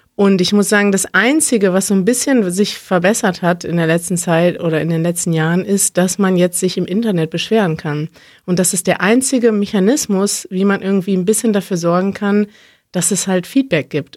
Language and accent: German; Berlin, Germany; Wir kommen aus Berlin